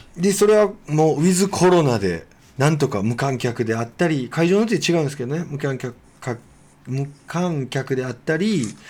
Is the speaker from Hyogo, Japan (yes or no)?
yes; Kobe, Hyogo, Japan; 僕はもちろん育英高校出身なんで